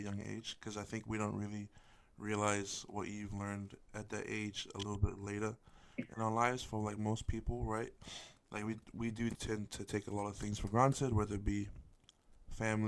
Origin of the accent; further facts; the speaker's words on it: New Zealand; I'm from New Zealand, but I'm Samoan